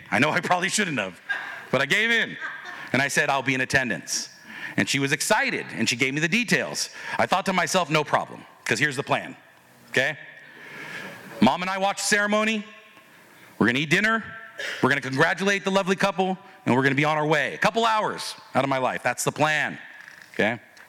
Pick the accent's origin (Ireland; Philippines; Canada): Philippines; She goes, oh, and so I'm Filipino. That was one of the things we connected with. I'm Filipino. She's Filipino.